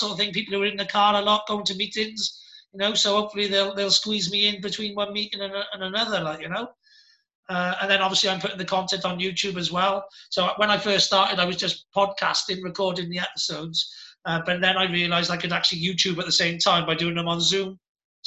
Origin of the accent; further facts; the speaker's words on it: Cardiff, Wales, United Kingdom; moved away as an adult; also born or lived in Penarth; now in Gwent Valley, United Kingdom; I'm from Cardiff